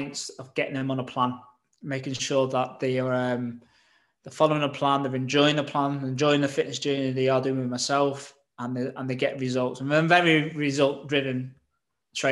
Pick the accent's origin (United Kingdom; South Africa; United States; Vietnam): United Kingdom; Southport, North West England; also born or lived in London; came back to my hometown, Southport